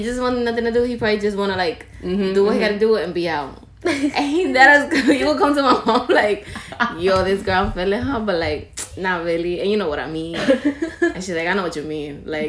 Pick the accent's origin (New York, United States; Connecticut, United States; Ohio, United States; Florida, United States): New York, United States; New York City; Because I'm from the Bronx